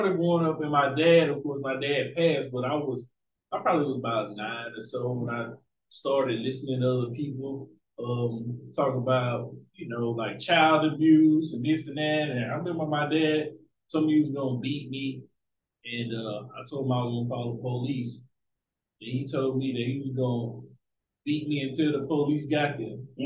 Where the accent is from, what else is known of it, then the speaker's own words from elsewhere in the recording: Alabama, United States; also born or lived in Houston, Texas; I grew up in Alabama.